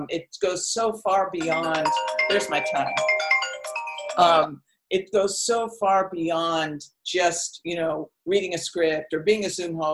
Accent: Oakland, California, United States; moved away as an adult; also born or lived in Las Vegas; I'm from the Bay Area. I lived 90% of my life. Until I was 50, I lived in Oakland

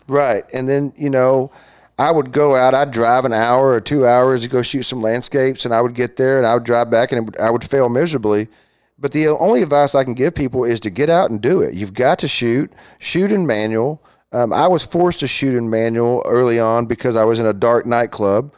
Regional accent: Fort Worth, Texas, United States; I was born and raised here in Fort Worth, went to Southwest High School, then T C U after

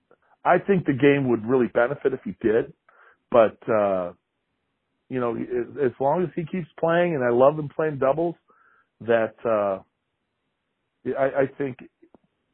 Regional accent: Michigan, United States; So I grew up in Michigan

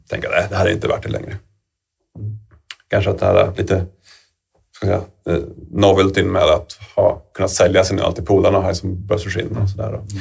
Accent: Falun, Dalarna County, Sweden; jag växte upp i Falun

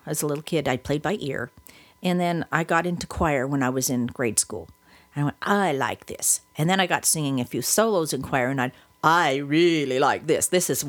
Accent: Wyoming, United States; also born or lived in Utah / Oklahoma; now in California, United States; I come from Wyoming and Utah, and I went to school in Oklahoma

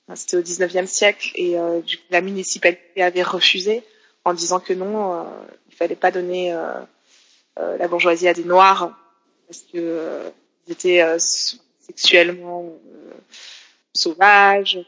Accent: Geneva, Switzerland; Je suis née à Genève dans les années 80.

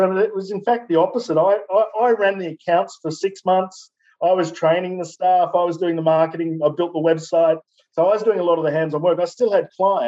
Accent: Newcastle, New South Wales, Australia; Newcastle, my hometown

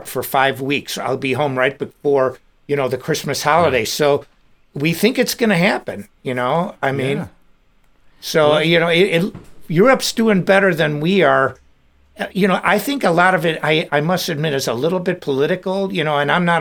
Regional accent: Des Plaines, Illinois, United States; also born or lived in Chicago suburbs; I grew up in Des Plaines Park Ridge, really close to Elmhurst

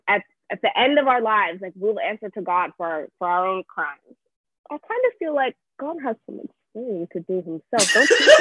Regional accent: Nigeria; moved away; grew up in church in Nigeria

